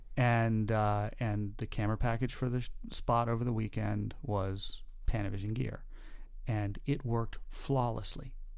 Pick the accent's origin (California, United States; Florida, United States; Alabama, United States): Florida, United States; Daytona Beach; my hometown